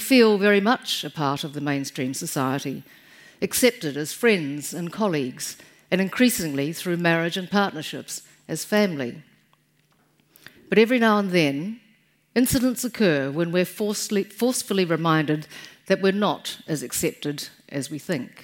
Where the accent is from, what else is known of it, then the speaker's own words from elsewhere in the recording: Taihape, Manawatū-Whanganui, New Zealand; in 1949, I was born in Taihape